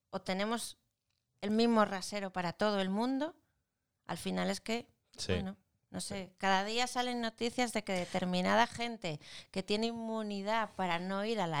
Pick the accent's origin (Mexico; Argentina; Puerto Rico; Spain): Spain; porque somos españoles, somos españoles.